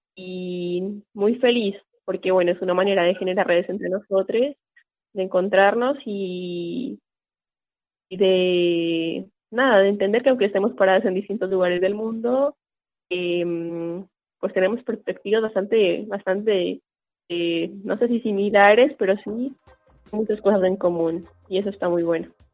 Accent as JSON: {"language": "Spanish", "country": "Colombia", "moved": "yes", "lives_now": "Argentina", "said": "tengo proceso como migrante colombiana"}